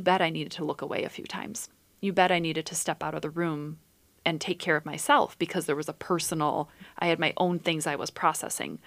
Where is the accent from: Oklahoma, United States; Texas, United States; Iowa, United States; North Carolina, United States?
Iowa, United States; Dubuque; I was born in Dubuque, Iowa, and I grew up in the country